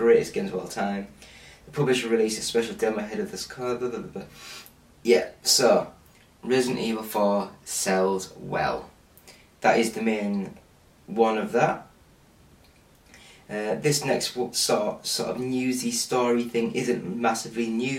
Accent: England, United Kingdom; I'm English

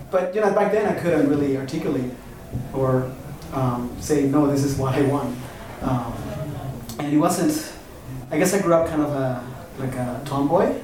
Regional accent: Oaxaca, Mexico; moved away as an adult; now in Albuquerque, United States; I was born and raised in Oaxaca, southern Mexico, but my father is from the United States

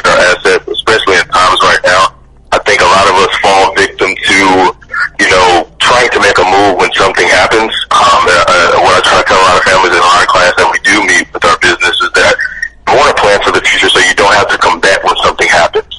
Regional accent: Chicago, Illinois, United States; I'm from the South Side of Chicago, born and raised

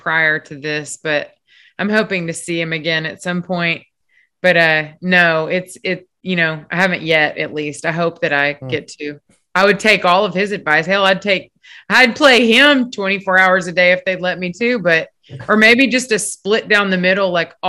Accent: Texas, United States; I'm from Texas. So we are instilled with a little tiny chip when we're born

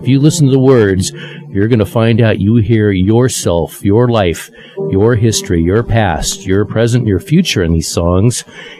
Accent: California, United States; now in Los Angeles, United States; I'm in L.A. I grew up in Corkin, California

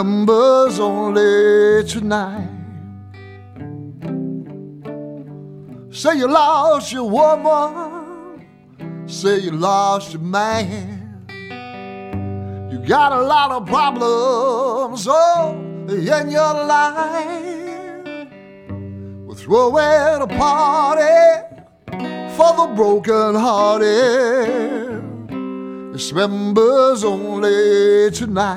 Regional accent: Hamilton, Ohio, United States; now in Detroit, United States; I grew up in Hamilton, Ohio, which is between Cincinnati and Dayton.

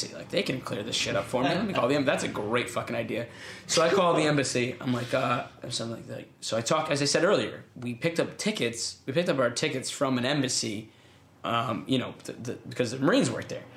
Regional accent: United States; I'm not just American, I'm an American in the military

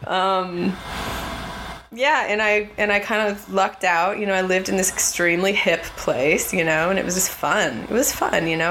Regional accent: California, United States; growing up in California

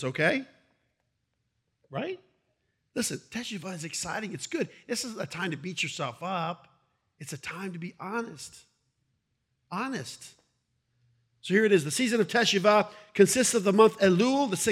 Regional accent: Brandon, Florida, United States; born or raised there; also born or lived in Ohio

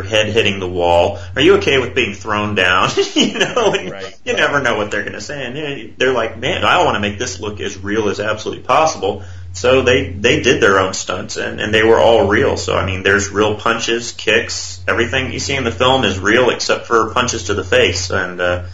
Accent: Texas, United States; I was born here

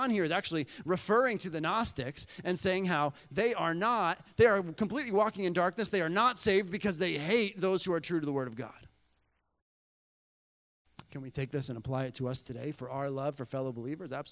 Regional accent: Bolivia; You know, growing up in Bolivia, um, we would go away for about four years, right?

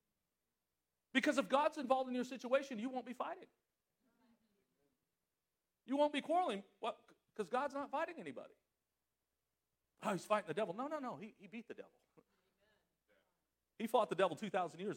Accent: Southern California, United States; moved away; I was from Southern California. I mean, California, I lived right on the beach.

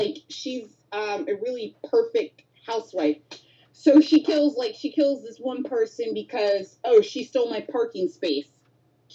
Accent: Baltimore, Maryland, United States; it's about my hometown

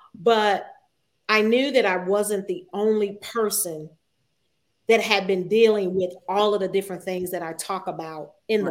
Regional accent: New Jersey, United States; moved away as an adult; also born or lived in Virginia Beach, Virginia; I'm from Jersey. Mm-hmm. I am a Jersey girl at heart. Um, I went to the famous Eastside High School.

